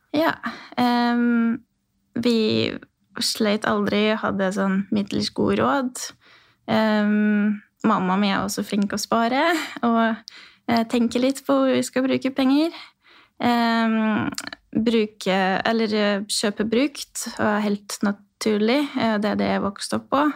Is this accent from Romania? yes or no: yes; Odorheiu Secuiesc, Harghita County, Romania; Norwegian is a second language; moved away as an adult; now in Rena, Norway; Jeg er født i Sekaudvarhei, som er ca. midt i Romania, eh, og en ungarsk bu eh, på grunn av historie